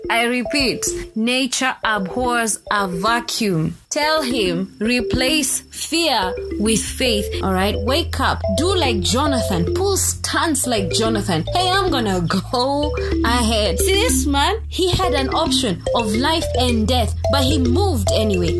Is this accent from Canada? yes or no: no; Kenya; I come from Kenya